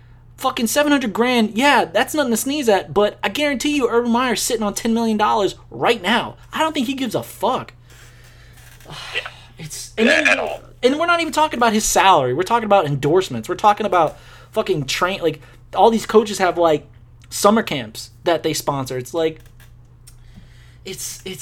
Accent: United States; being American

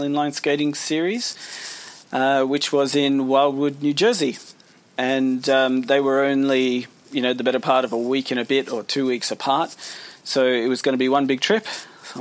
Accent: Australia; also born or lived in United Kingdom; We emigrated when I was, you know, 18 months old, so I'd been in Australia for the whole of my life.

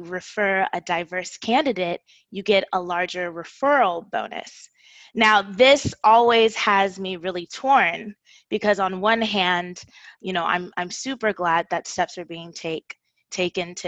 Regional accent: Houston, Texas, United States; I was born in Houston

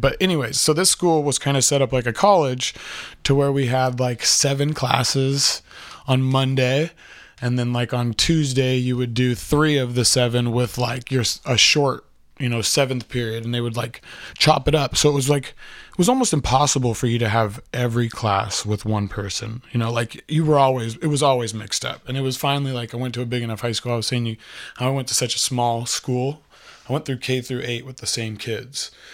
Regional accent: Aromas, California, United States; I was that kid from Aromas

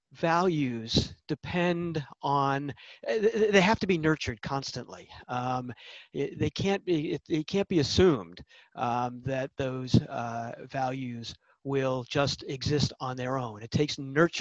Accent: United States; as an American

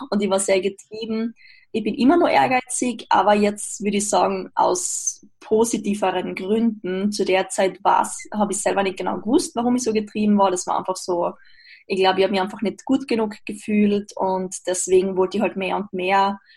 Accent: Austria; now in Graz, Austria; ich komme aus Österreich, wohne zurzeit in Graz.

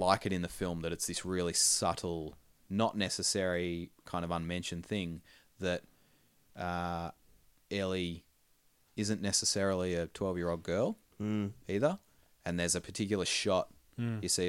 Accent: Australia; we're Australian and kind of in the middle of those two cultures

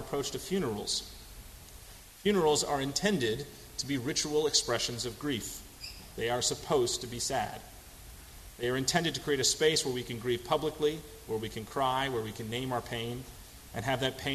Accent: New England, United States; now in Houston, United States; I come from New England

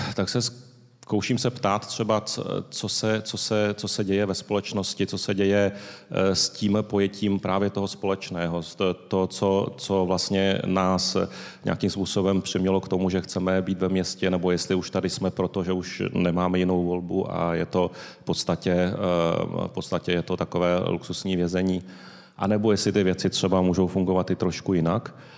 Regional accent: Tokyo, Japan; now in Prague, Czechia; Narodil jsem se v Tokiu

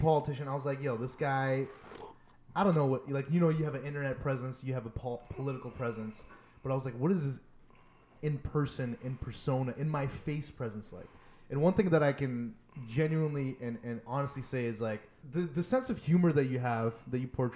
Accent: Guelph, Ontario, Canada; I grew up in Guelph

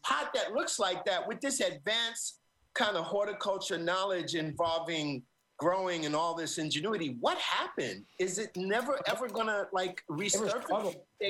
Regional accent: New York City, New York, United States; as a young shorty growing up in Brooklyn.

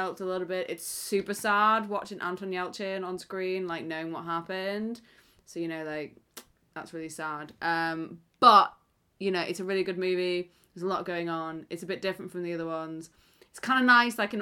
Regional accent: United Kingdom; I'm British

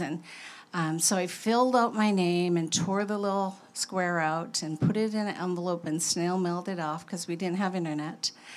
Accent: Kotzebue, Alaska, United States; I was born in Kotzebue, a northwest Arctic community 30 miles above the Arctic Circle

